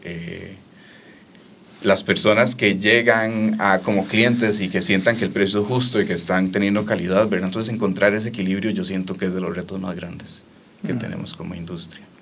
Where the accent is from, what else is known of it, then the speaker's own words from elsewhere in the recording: Costa Rica; como tico